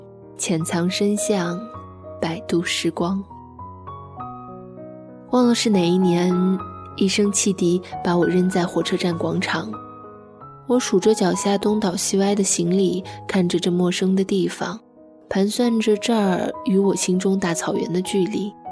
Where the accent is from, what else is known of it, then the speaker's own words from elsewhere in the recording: Sichuan, China; accent: Sichuanese Mandarin; 直到我离开的那一天，我仍旧还是只能用我尴尬的川普交流。我说：“这是我家乡的味道，唯一一个我怎么改都改不掉的发音习惯，虽不标准。”